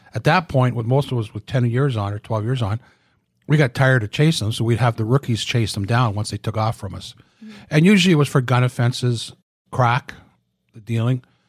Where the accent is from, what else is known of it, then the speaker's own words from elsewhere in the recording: Oshawa, Ontario, Canada; moved away as an adult; I was from Oshawa, never saw any